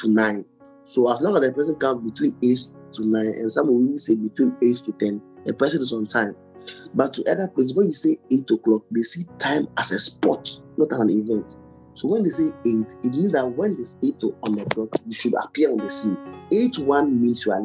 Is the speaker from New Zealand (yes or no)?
no; Ghana; I'm a Ghanaian